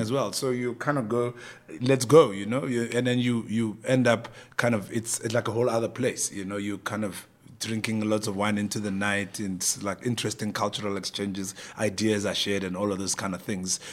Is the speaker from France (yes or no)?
no; Pretoria, Gauteng, South Africa; moved away as an adult; also born or lived in Cape Town; I was some kid from Pretoria